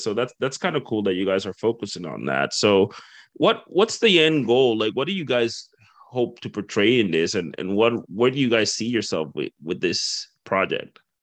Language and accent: English; Dominican Republic; moved away; I'm from the Caribbean as well. I'm from the Dominican Republic